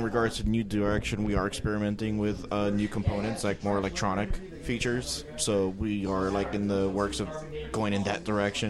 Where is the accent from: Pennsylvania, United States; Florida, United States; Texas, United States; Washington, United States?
Florida, United States; Miami; I am from Miami, born and raised, but my mom's Cuban.